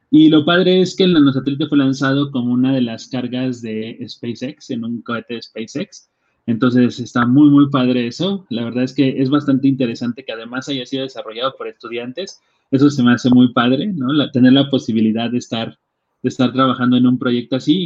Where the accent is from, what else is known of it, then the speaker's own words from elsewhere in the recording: Atlacomulco, State of Mexico, Mexico; yo soy de Atlacomulco, un, pueblo en el Estado de México